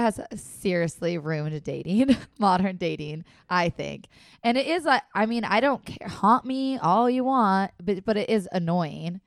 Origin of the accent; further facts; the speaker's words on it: Minnesota and Wisconsin, Upper Midwest, United States; accent: Minnesota/Wisconsin; That is how we talk in Minnesota and Wisconsin.